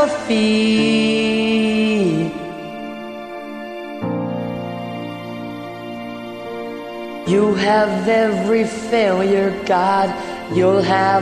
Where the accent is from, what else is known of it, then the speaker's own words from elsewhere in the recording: Erie, Pennsylvania, United States; now in Los Angeles, United States; my hometown of Erie, Pennsylvania